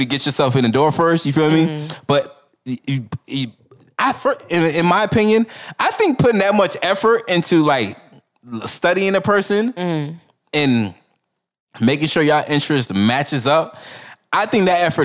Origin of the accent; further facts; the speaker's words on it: Florida, United States; a fellow Florida boy